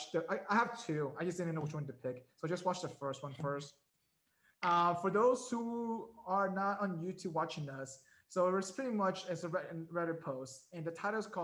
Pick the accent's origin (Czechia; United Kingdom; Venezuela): Venezuela; Caracas, Capital District; now in United States; I grew up in Caracas